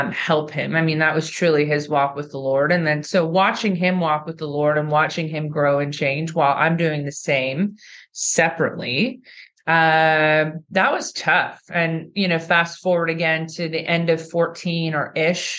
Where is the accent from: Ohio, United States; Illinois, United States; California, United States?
California, United States; moved away; I was from California at the time